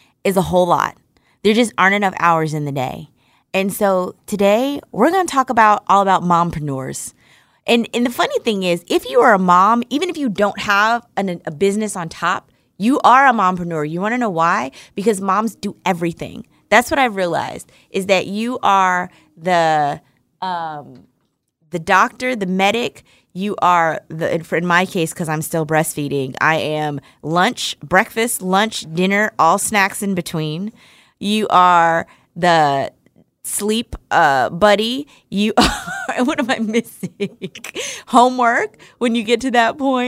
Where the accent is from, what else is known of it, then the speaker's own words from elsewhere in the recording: Irvington, New Jersey, United States; also born or lived in Newark, New Jersey; now in Atlanta, United States; I grew up in Irvington. I was born in Newark, New Jersey, and we lived in Irvington on Linden Avenue